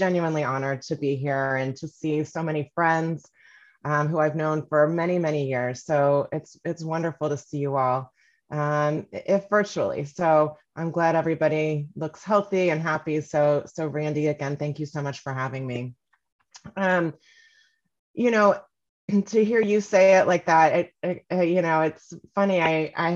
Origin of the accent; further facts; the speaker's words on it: Kansas City, Missouri, United States; also born or lived in Northampton, Massachusetts / New York; I'm from Kansas City, born and raised